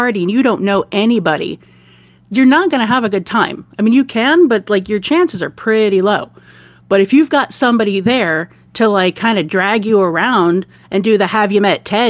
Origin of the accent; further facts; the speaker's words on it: Detroit, Michigan, United States; now in Oregon, United States; I grew up in the Midwest